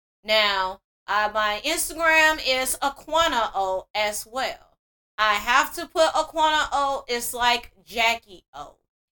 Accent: Mississippi, United States; And I'm 34 and I'm from Mississippi.

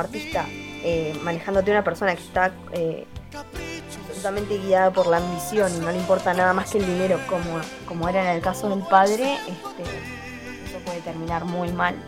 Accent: Argentina; nosotros acá en Argentina

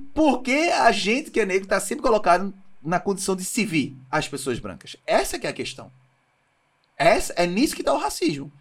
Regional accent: Brazil; A gente no Brasil

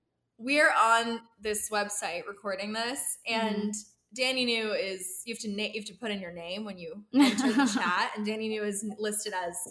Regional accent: Pittsburgh, Pennsylvania, United States; We're from Pittsburgh.

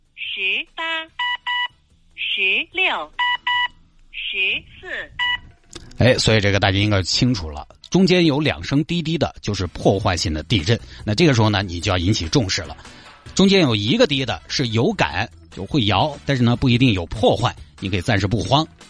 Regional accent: Sichuan, China; 作为四川人来讲，或者说作为生活在成都的人来讲

